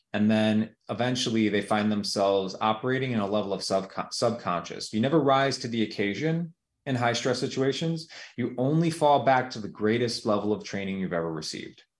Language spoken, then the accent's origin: English; United States; here in the United States